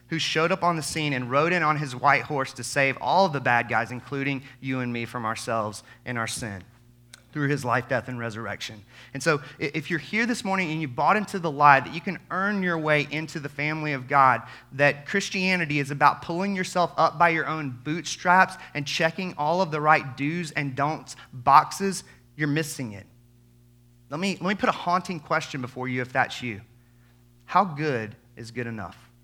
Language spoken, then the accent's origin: English; Albany, Georgia, United States; I grew up in the Bible Belt, like many of you, deep South Georgia, Albany, Georgia